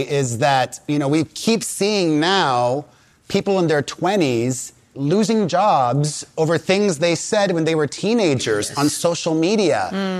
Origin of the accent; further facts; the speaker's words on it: Miami, Florida, United States; Listen, I grew up in Miami with a lot of family members.